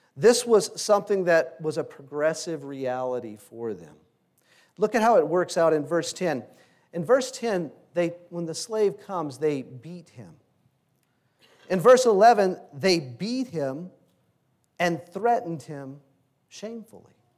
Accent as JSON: {"language": "English", "region": "Louisiana", "country": "United States", "tie": "born or raised there", "said": "Growing up in Louisiana, in high school"}